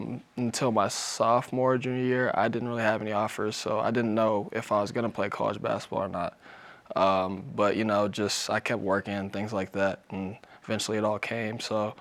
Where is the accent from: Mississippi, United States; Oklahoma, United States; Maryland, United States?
Oklahoma, United States; Ada; moved away; I grew up in Ada, Oklahoma, so it's not too far from Dallas, all those Texas schools, things like that.